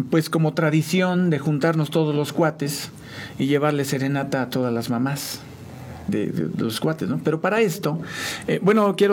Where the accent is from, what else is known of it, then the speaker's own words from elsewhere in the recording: San Juan, Mexico; also born or lived in Mexico City; Bueno, yo soy originario de la Ciudad de México, pero eh, ya soy sanjuanense, porque mis papás me trajeron como a los 4 o 5 años de edad.